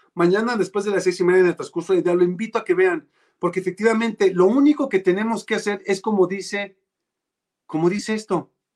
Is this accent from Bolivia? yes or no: no; Mexico